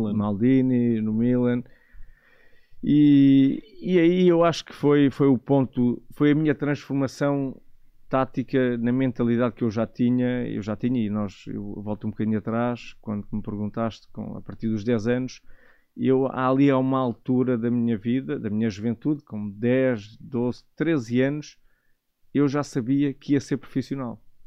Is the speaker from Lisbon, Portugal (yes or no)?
yes; Negrais, Lisbon, Portugal; also born or lived in Loures / Italy; eu, cresci na aldeia, cresci em Negrais, numa aldeia pacata